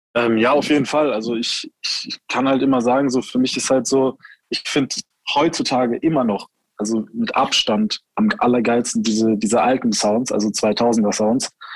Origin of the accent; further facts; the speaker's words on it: Heidelberg, Baden-Württemberg, Germany; ich dann eben äh, 16 war, sind wir halt hier in die Nachtschicht bei uns in Heidelberg